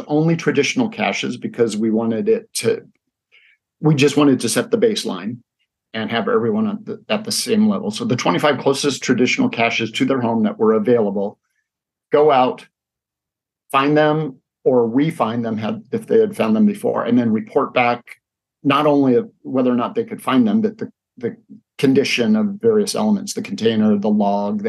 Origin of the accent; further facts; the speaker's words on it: Spokane, Washington, United States; moved away as an adult; also born or lived in Seattle; now in Spokane, United States; my hometown community